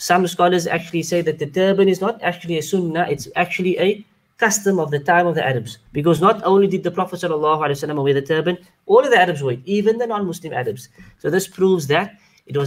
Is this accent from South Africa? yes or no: yes; Cape Town, Western Cape, South Africa; I am from South Africa, from Cape Town